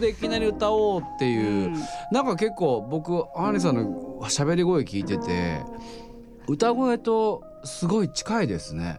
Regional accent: Kyushu, Japan; 僕も九州なんですけど

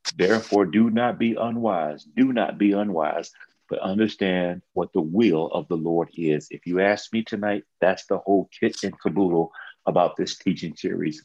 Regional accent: Texas, United States; I'm from Texas

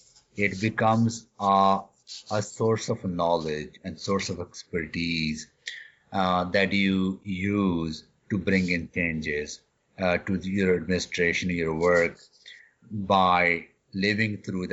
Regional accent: Canada; And I am a Canadian.

